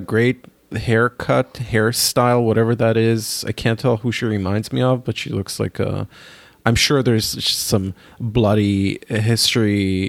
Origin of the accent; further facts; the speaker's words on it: Israel; moved away; growing up in Israel